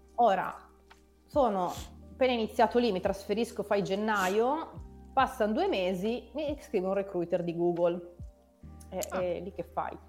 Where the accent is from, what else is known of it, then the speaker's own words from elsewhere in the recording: Novara, Piedmont, Italy; Io sono originaria di Novara, quindi ho fatto le ah, scuole